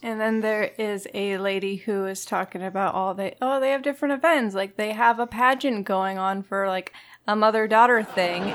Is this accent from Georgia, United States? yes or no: no; Florida, United States; I grew up in Florida